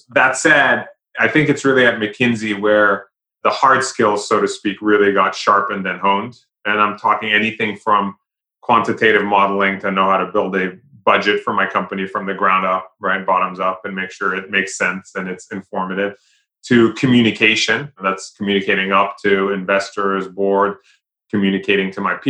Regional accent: London, United Kingdom; moved away as an adult; now in United States; but I was born and raised in London, in England. But I came to the US many moons ago for college.

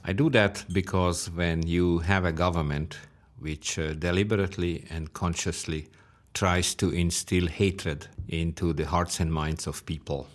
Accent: Hungary; I was born in the Stalinist system

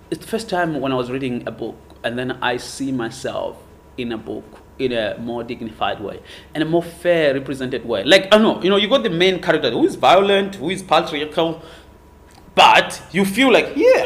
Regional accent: Zimbabwe; now in Hong Kong; I was born in Zimbabwe

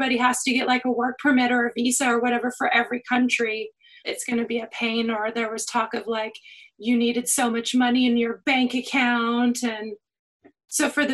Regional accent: United States; now in United Kingdom; I'm American.

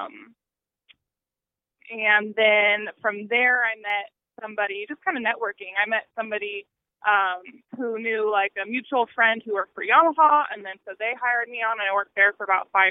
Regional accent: California, United States; now in Texas, United States; I grew up in California

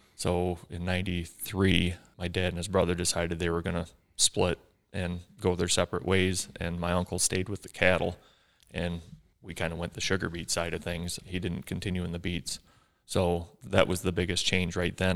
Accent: Ubly, Michigan, United States; growing up in Ubley here, smaller school

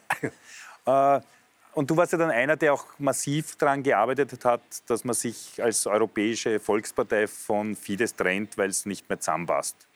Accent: Austria; ich glaube, dass gerade für uns als Österreicher an der Grenze mit einem starken Verständnis für die Geschichte und die Menschen zum Beispiel in Ungarn

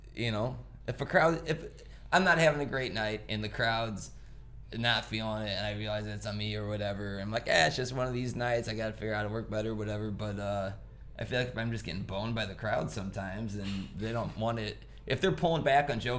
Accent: Hobart, Indiana, United States; I grew up in Hobart

